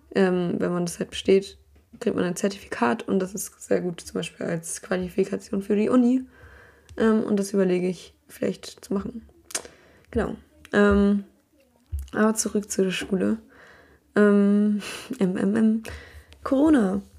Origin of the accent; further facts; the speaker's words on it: Berlin, Germany; now in Ireland; Bin ich halt aus Berlin gewohnt.